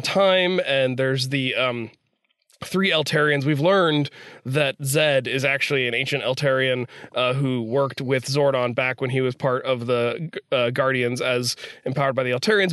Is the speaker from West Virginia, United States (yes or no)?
yes; West Virginia, United States; I'm from West Virginia.